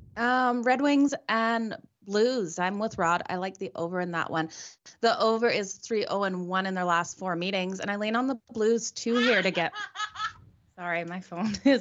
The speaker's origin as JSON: {"language": "English", "country": "Australia", "tie": "born or raised there", "said": "I'm Australian born."}